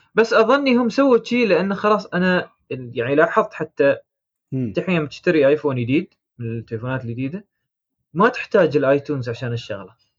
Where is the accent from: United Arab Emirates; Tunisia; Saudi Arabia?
United Arab Emirates; عندنا في الامارات